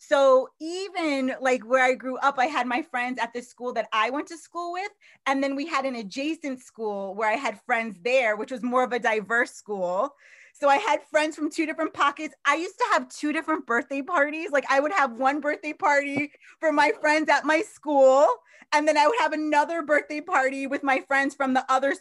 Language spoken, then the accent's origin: English; Long Island, New York, United States; I was actually born in Long Island, New York.